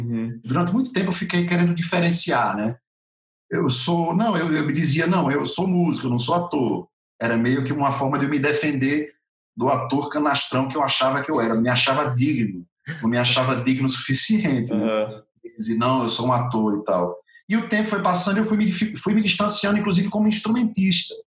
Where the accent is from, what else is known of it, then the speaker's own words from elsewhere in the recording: Natal, Rio Grande do Norte, Brazil; moved away as an adult; now in São Paulo, Brazil; Nasci em Natal e até meus quase 40 anos de idade estive em Natal. Estou aqui em São Paulo faz quatro anos e meio só.